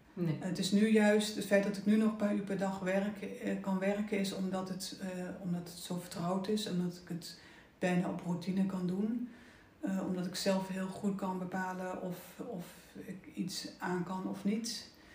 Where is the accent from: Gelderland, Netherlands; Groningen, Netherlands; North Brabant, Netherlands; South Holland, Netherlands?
Gelderland, Netherlands; Oosterbeek; moved away; ik ben opgegroeid in Oosterbeek. Nou, mooi, mooi groen dorp. Eh, eh, ik heb school zitten in Arnhem